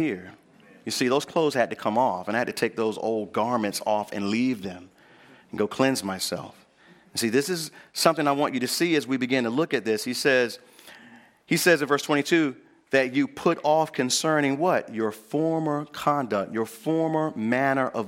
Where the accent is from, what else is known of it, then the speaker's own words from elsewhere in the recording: Northampton County, North Carolina, United States; I grew up here in North Carolina. And I grew up in Northampton County, where we mostly grow peanuts, cotton, and corn, and some soybean.